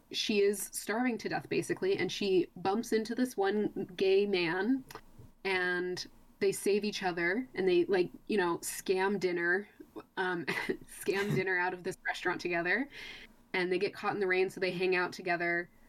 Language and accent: English; Texas, United States; I'm not Appalachian whatsoever. I'm a desert Texan, where most Texans don't even really have a discernible accent to most, like, people.